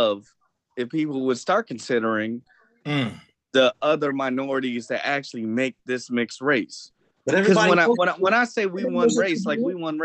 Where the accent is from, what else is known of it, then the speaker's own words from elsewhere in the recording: United States; now in South Korea; I'm American